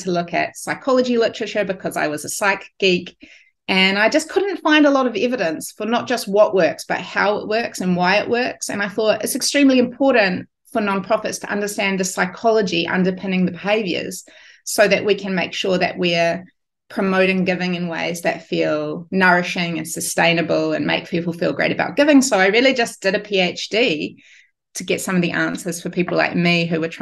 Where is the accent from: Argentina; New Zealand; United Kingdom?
New Zealand; moved away as an adult; I'm a Kiwi